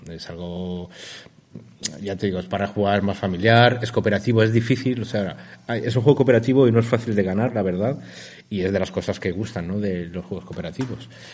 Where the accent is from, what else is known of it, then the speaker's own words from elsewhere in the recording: Valencia, Valencian Community, Spain; nosotros somos de Valencia